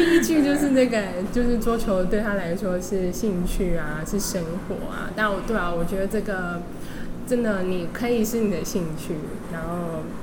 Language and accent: Chinese; Hualien, Hualien County, Taiwan; 我小时候在，我是花莲人啦